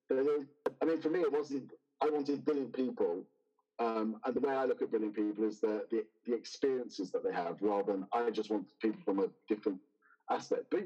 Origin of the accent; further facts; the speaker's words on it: United Kingdom; moved away as an adult; also born or lived in Oxford / United States; I'm British and lived in Oxford.